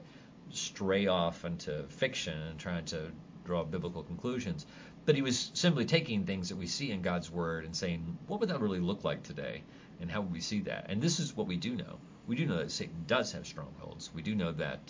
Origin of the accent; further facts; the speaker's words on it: Kentucky, United States; I grew up in Kentucky